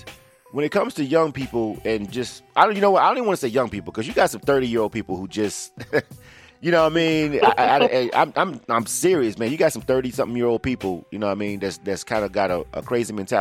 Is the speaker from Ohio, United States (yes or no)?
no; Panama City, Florida, United States; I'm from Panama City, the actual hood side, and which no one knows about